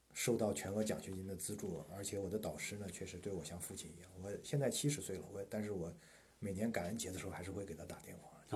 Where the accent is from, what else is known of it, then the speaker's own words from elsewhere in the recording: China; moved away as an adult; now in United States; 我们中国学生